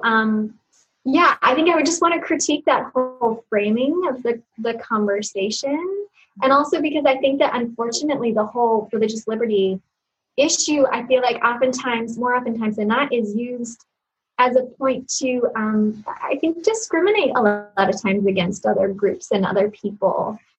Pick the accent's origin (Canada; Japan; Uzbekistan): Uzbekistan; I grew up outside the United States in Uzbekistan, a country where it was Christians were persecuted in the really almost like biblical sense of the word.